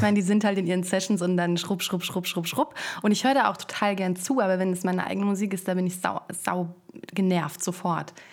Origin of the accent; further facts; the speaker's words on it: Frankfurt, Hesse, Germany; moved away as an adult; now in Berlin, Germany; Ich komme aus Frankfurt am Main